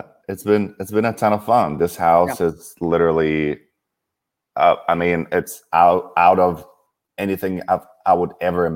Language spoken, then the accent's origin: English; Kyiv, Ukraine; moved away; I grew up in Kiev, Ukraine.